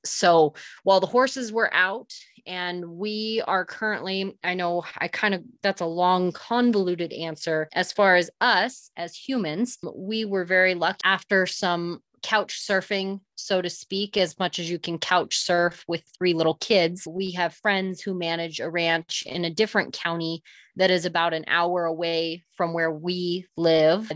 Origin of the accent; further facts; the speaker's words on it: Southern Oregon, United States; moved away as an adult; also born or lived in Northern California; now in New Mexico, United States; my parents started a smaller operation just across the California border in Southern Oregon. And so that's originally where I was raised, born, raised, and grew up